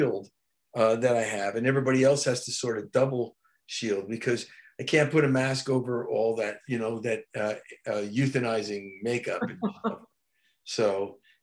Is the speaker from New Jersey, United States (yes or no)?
yes; New Jersey, United States; my hometown in New Jersey